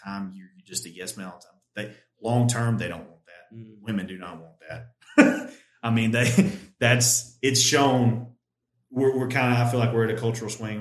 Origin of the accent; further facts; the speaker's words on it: United States; as American men